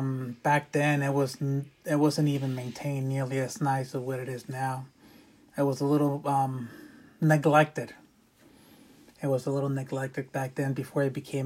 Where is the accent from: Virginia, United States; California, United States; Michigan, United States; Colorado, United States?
California, United States; Santa Clarita; also born or lived in San Fernando, California; We've always lived in Santa Clarita, but I was born in San Fernando